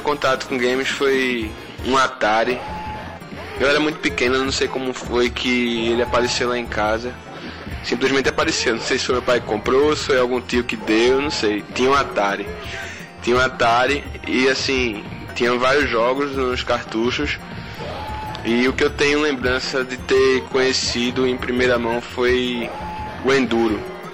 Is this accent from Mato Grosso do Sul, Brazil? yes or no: no; Recife, Pernambuco, Brazil; sou de Recife